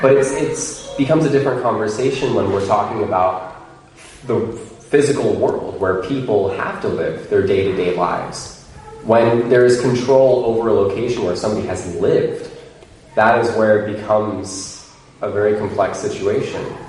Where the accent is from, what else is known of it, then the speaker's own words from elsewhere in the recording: United States; moved away; I can only speak from my perspective as an American